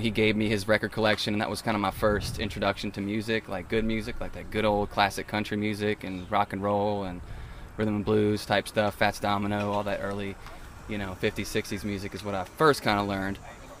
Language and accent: English; Cajun, Louisiana, United States; I'm a Cajun boy